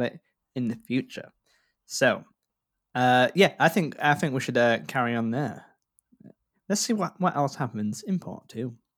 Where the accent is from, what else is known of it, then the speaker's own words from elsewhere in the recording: Yorkshire and the Humber, United Kingdom; I grew up in North Yorkshire